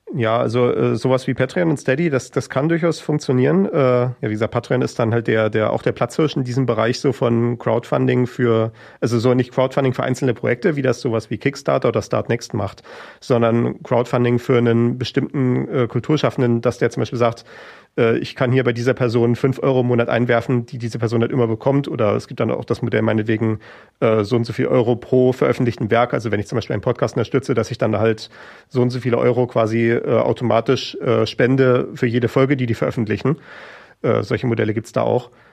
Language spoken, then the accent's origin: German; Schwerin, Mecklenburg-Vorpommern, Germany; in Schwerin, wo ich aufgewachsen bin